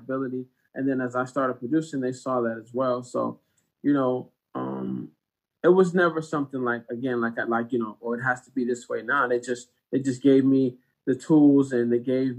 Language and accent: English; Detroit, Michigan, United States; I grew up in Detroit, Michigan